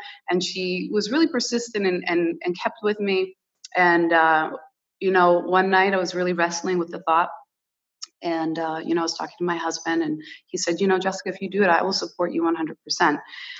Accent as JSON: {"language": "English", "country": "United States", "tie": "born there", "second_language": "English", "said": "I was born in America, but my heritage, my Portuguese heritage is so rich, and I'm so proud of it."}